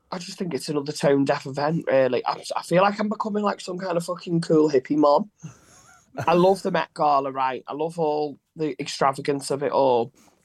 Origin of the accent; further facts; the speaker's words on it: Liverpool, North West England, United Kingdom; I'm from Liverpool.